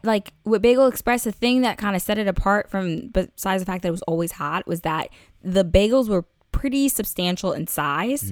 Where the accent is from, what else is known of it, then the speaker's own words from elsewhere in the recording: New York, United States; I'm a New Yorker.